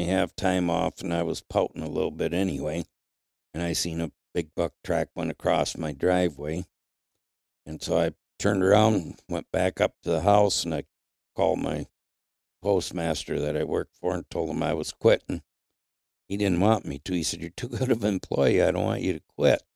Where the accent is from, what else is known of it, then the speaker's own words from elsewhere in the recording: Flint, Michigan, United States; moved away as an adult; also born or lived in Marquette, Michigan (Upper Peninsula); now in Upper Peninsula, Michigan, United States; I was raised in Flint, and back then, the car industry was booming in Flint.